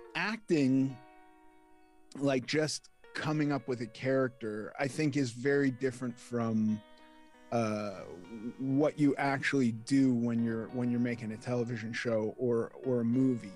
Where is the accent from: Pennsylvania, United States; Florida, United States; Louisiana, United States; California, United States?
California, United States; Los Angeles; I was raised in Los Angeles